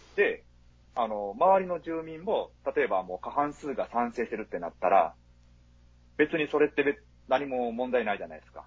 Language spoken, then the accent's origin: Japanese; home area with Sonoda racecourse, Hyogo, Japan; 私の地元はそのだけえばってのがあるんですけど